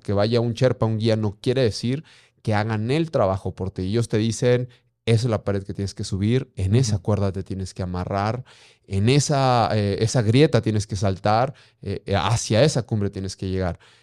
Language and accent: Spanish; Durango, Mexico; also born or lived in Guanajuato; yo soy nacido en Guanajuato, sin embargo, tengo 35 años desde muy pequeño a meses. Eh, radicado en Durango. Me encanta ser norteño